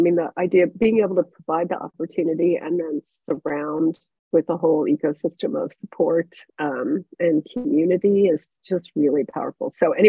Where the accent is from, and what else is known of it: Cincinnati, Ohio, United States; born or raised there